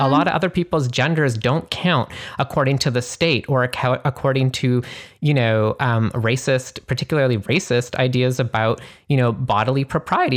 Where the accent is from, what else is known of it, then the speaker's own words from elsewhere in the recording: Canada; moved away; I'm originally from Canada